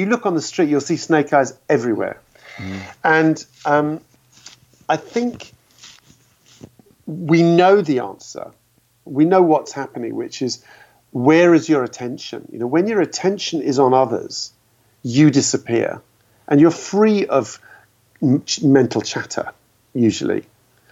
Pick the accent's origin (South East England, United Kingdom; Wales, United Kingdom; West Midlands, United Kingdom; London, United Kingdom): London, United Kingdom; as a Londoner